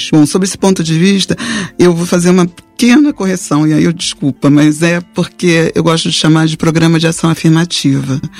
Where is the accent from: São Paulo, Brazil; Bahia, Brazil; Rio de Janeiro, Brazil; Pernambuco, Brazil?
Rio de Janeiro, Brazil; Eu nasci na, eu sou da, nasci na Ilha do Governador, então é, minha família é da Ilha do Governador.